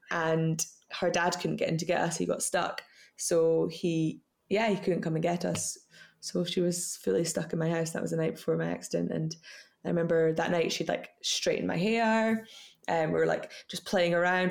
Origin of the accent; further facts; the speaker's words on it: Scottish Borders, Scotland, United Kingdom; I was brought up in the Scottish borders um, on a farm called Middle, Middle Third Farm